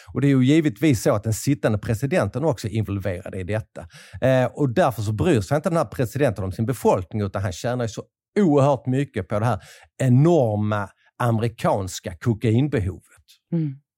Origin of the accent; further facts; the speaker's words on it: Sweden; moved away; Jag kommer från ett litet land i, i periferin